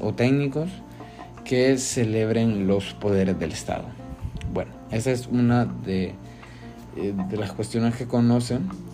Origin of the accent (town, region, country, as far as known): Honduras